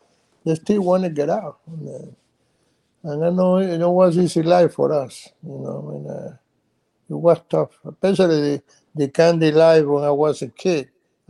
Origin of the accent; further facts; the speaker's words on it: Cuba; English is a second language; Before it was good, you know, and then when the revolution coming, everything changed.